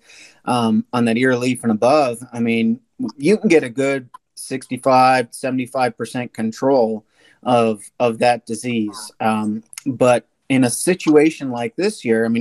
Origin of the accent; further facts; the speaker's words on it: Wisconsin, United States; now in Illinois, United States; I'm from Wisconsin